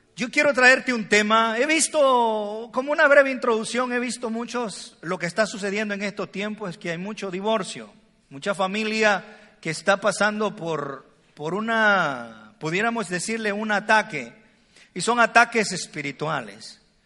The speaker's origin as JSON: {"language": "Spanish", "country": "El Salvador", "said": "yo soy salvadoreño, cuando le digo vos, ella me dice tú"}